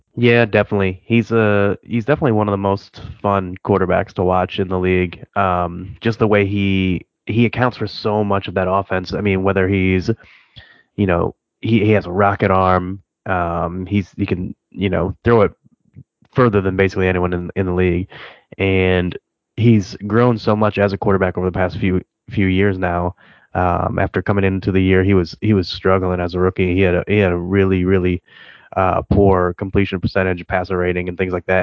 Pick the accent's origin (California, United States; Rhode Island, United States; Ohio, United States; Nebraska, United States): Ohio, United States; Cleveland; I'm from Cleveland area